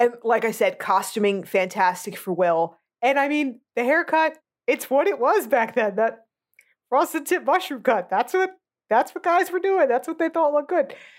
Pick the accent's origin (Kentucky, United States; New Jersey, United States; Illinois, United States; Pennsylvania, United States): New Jersey, United States; born or raised there; moved away